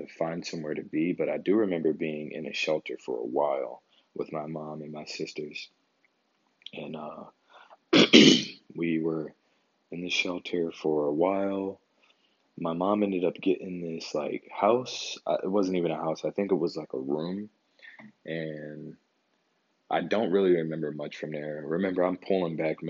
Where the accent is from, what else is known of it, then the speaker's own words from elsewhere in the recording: Philadelphia, Pennsylvania, United States; me growing up in North Philadelphia.